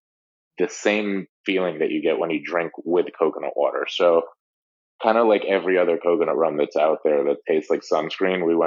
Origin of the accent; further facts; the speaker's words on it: Guatemala; now in Miami, United States; we're from Guatemala